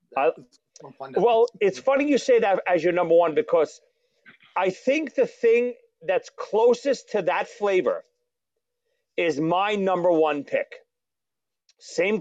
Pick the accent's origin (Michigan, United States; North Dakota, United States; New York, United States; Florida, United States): New York, United States; New York City; Growing up in Brooklyn